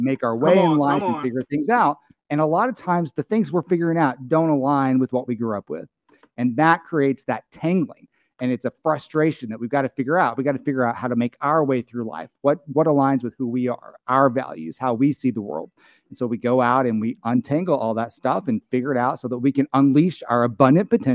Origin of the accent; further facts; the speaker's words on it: rural Arkansas, United States; I grew up a gay kid in rural Arkansas.